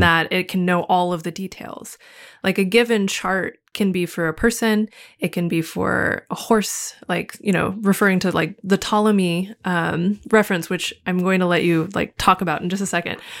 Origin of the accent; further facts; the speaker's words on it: United States; as an American living inside of American society